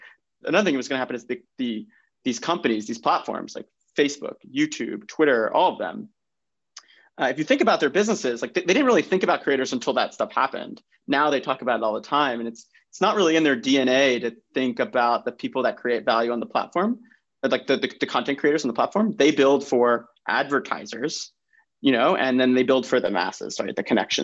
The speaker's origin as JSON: {"language": "English", "region": "New York", "country": "United States", "tie": "born or raised there", "said": "I'm born and raised in New York, come from an Italian American family"}